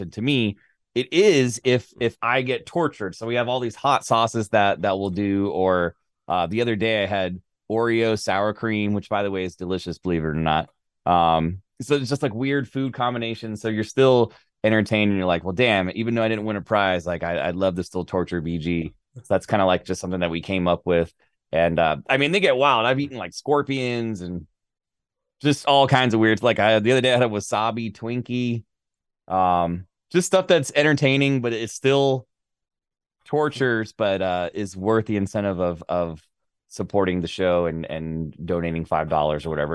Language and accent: English; Florida, United States; moved away; I'm from Florida originally